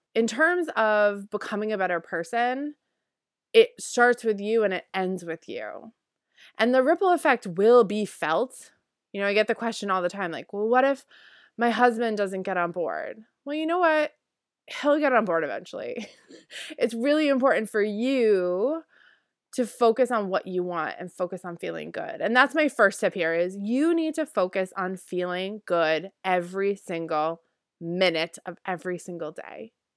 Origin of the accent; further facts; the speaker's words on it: Northeast, United States; also born or lived in Guatemala; I grew up in the Northeast